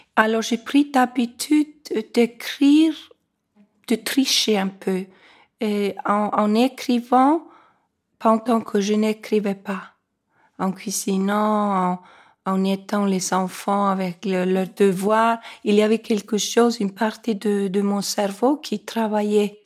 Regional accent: Reykjavik, Capital Region, Iceland; Quand je suis née, moi, à Reykjavik

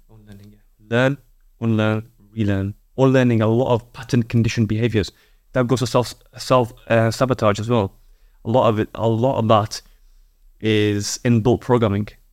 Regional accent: Yorkshire and the Humber, United Kingdom; I'm a Yorkshireman

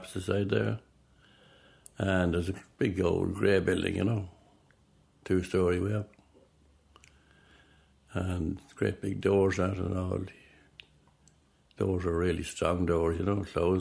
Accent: Butlersbridge, County Cavan, Ireland; now in Loughlinstown, Ireland; I was born in Inishmore. Inishmore, that's Buttersbridge, Inishmore, Buttersbridge, County Cavan

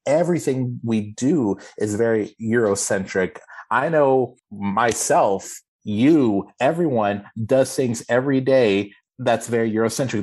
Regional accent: Austin, Texas, United States; I am born and raised in Austin, Texas

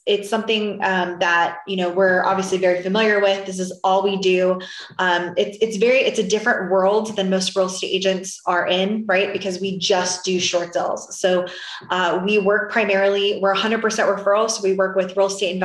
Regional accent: Florida, United States; now in Texas, United States; I'm originally from Florida and now I'm in Texas

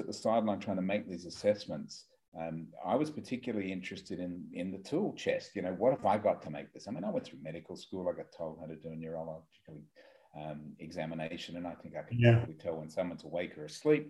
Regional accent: Australia; I am an Australian. We're a long way away from you at the moment.

